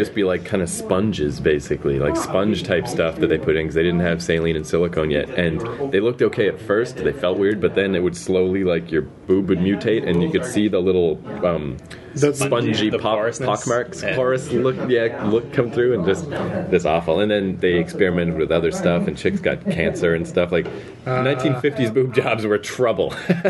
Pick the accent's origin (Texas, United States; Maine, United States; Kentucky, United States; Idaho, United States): Maine, United States; No one cares about New Brunswick, New Jersey. I'm from Maine.